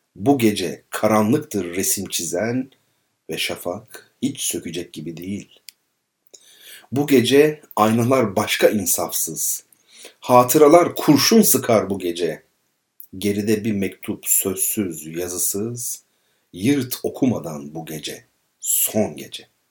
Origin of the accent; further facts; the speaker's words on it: Izmir, Turkey; kendi çocukluğum İzmir Karşıyaka